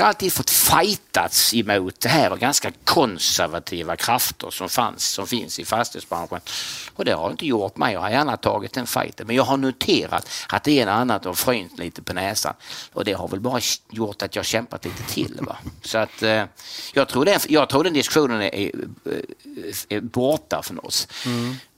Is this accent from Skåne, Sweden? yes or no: yes; Kristianstad, Skåne, Sweden; jag är från Kristianstad, född och mm. uppvuxen i Kristianstad